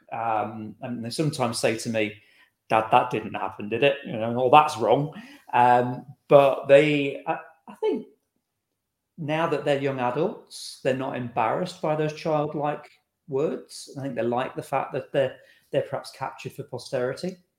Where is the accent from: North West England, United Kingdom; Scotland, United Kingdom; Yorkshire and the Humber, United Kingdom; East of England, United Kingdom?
Scotland, United Kingdom; We're from Scotland